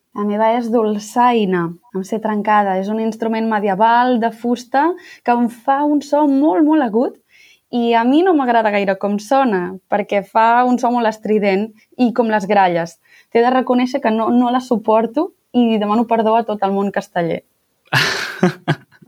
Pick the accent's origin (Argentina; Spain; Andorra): Spain; Sant Feliu de Guíxols, Catalonia; moved away as an adult; now in Grenoble, France; sóc de Sant Feliu de Guíxols, un poblet molt petit de la Costa Brava, per la zona de l'Empordà.